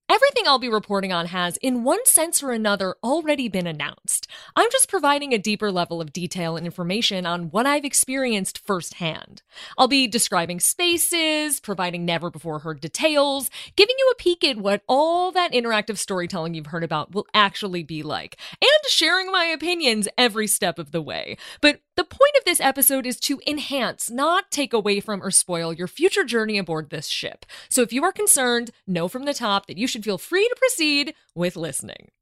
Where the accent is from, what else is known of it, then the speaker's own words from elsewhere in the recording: Chicago, Illinois, United States; As a Chicagoan